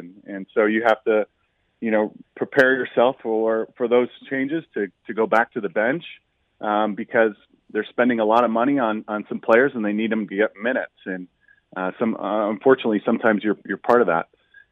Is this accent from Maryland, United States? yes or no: no; Littleton, Colorado, United States; I grew up just outside Denver in Littleton